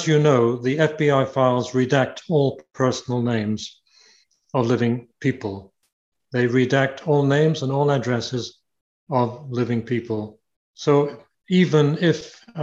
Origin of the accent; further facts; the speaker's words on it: United Kingdom; moved away; also born or lived in Canada; I'm Canadian by myself, by the way. I have Canadian citizenship. I was born in Britain, but I have Canadian citizenship.